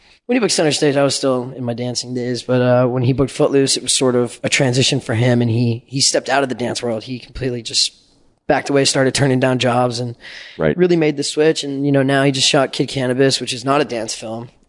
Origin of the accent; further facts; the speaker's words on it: Colorado, United States; moved away; I grew up in Colorado